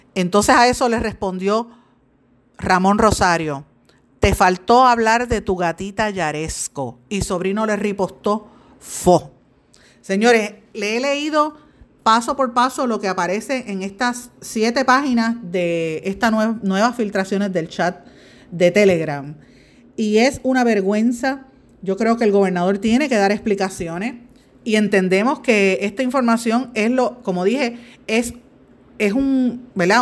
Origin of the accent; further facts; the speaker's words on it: Puerto Rico; uno como puertorriqueña